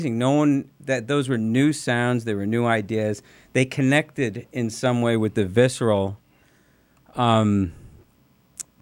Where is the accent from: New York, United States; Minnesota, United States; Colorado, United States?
New York, United States; New York City; I grew up in Forest Hills, Queens